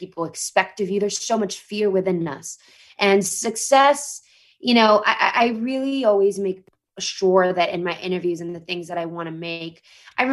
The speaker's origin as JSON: {"language": "English", "region": "Mexico City", "country": "Mexico", "tie": "born or raised there", "moved": "as an adult", "lives_now": "Los Angeles, United States", "said": "I grew up in a country, Mexico, and I grew up in Mexico City in the 90s"}